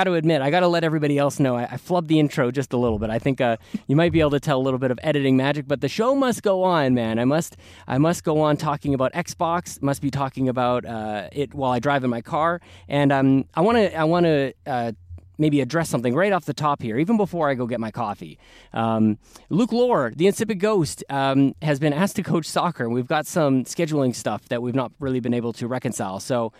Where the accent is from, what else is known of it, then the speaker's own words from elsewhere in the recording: Canada; we make no apologies for being Canadian